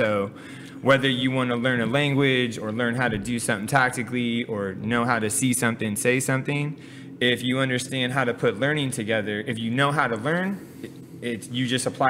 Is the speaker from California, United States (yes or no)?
yes; California, United States; For me, I think that one of the coolest things that I always take away from growing up here is how different of like environments, experiences, and people you can connect with in like a 10-minute car ride.